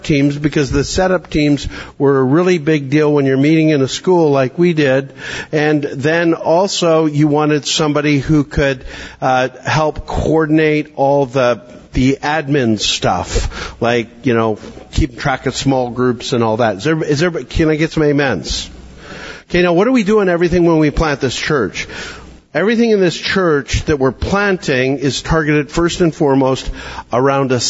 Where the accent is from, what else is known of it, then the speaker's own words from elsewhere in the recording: Canada; now in Williamson County, Tennessee, United States; I'm a Canadian